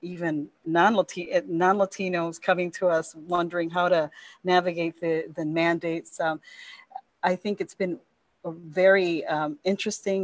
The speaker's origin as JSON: {"language": "English", "town": "Milwaukee", "region": "Wisconsin", "country": "United States", "moved": "as an adult", "lives_now": "Madison, United States", "said": "I come from Milwaukee. So Milwaukee, I've been privy to a lot of disparities"}